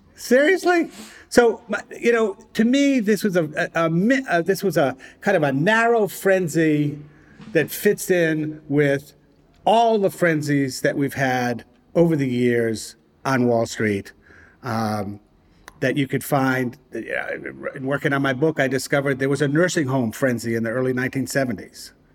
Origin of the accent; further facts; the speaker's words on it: Providence, Rhode Island, United States; moved away; my hometown, Providence, Rhode Island